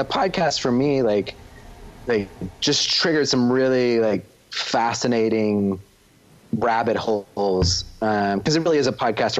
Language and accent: English; United States; also born or lived in Texas / Oklahoma / Boston / Los Angeles; now in Minnesota, United States; Grew up in the South, right? I grew up in Texas and Oklahoma